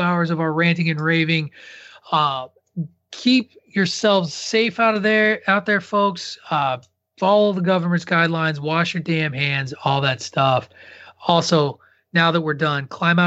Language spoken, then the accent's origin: English; Illinois, United States; now in Massachusetts, United States; growing up in Illinois